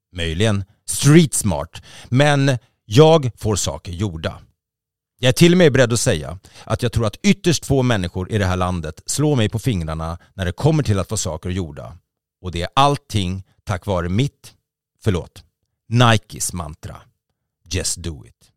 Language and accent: Swedish; Sweden; vi svenskar